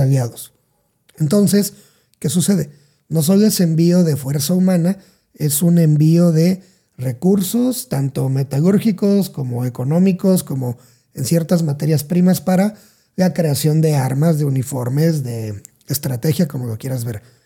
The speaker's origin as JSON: {"language": "Spanish", "town": "Salina Cruz", "region": "Oaxaca", "country": "Mexico", "tie": "born or raised there", "moved": "yes", "said": "soy de Oaxaca, pero soy de la parte sur, sur, sur de Oaxaca"}